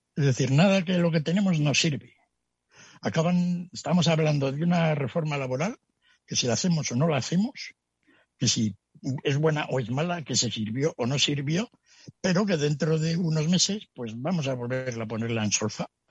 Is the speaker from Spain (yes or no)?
yes; Spain